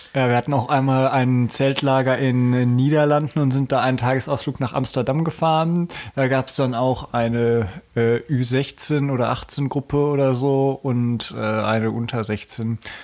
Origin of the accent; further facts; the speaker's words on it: Hanover, Lower Saxony, Germany; Ich komme aus Hannover